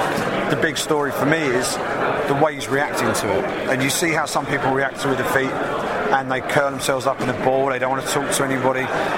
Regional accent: England, United Kingdom; I'm an English journalist.

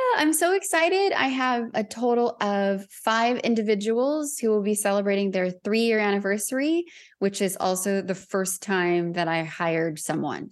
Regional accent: Southern California, United States; moved away as an adult; I was born and raised in Southern California. and lived in my hometown until I left in twenty twenty

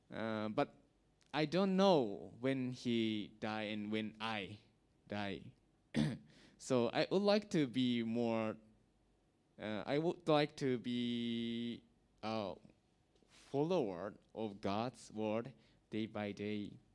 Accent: Japan; English is a second language; now in Vietnam; I'm from Japan

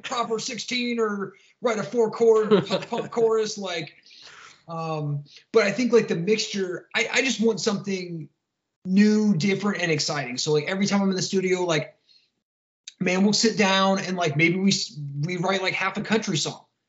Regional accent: Columbus, Ohio, United States; I'm from uh, Columbus, Ohio, uh, born and raised

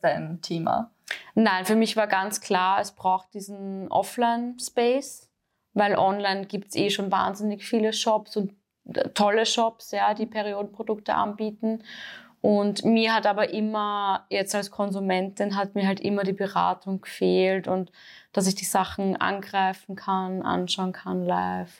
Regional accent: Austria; bei uns in Österreich

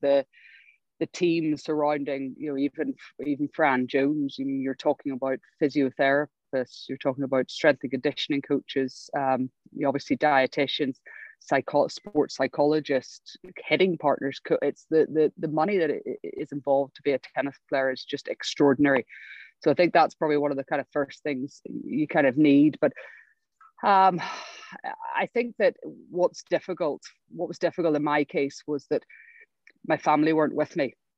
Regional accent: Ireland; moved away as an adult; also born or lived in Berkeley, California; now in United Kingdom; as an Irish tennis player

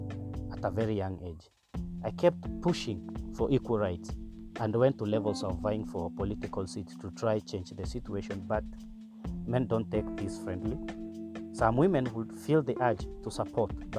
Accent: Turkana County, Kenya; Growing without a father in a pastoralist community, in Turkana specifically

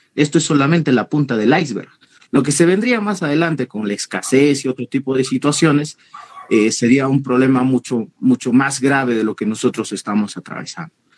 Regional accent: Peru; todos somos peruanos

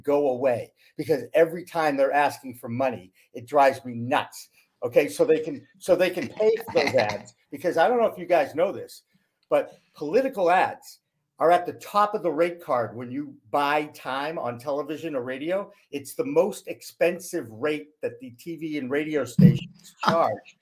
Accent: Newton, Massachusetts, United States; also born or lived in Newark, New Jersey / Portland, Maine; Boston, which is my hometown

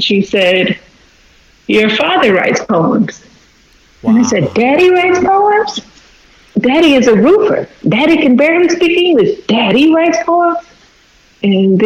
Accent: Fort Worth, Texas, United States; now in Houston, United States; I was born and raised in Fort Worth.

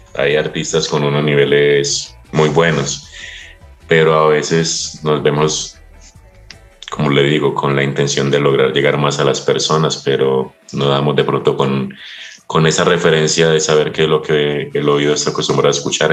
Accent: Colombia; moved away as an adult; now in Otavalo, Ecuador; de donde yo vengo es un lugar donde usted crece

